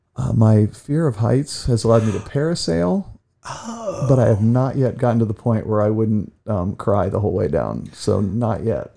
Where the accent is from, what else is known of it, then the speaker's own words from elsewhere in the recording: Ashland, Ohio, United States; also born or lived in Clyde, Ohio; I was born here in Ashland at Samaritan Hospital. Swore I'd never stay left for a while, got robbed by my neighbors on my first teaching job, and moved back home